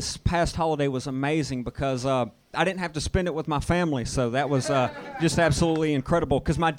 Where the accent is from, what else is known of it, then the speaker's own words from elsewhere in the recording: the South, United States; moved away; I'm from the South.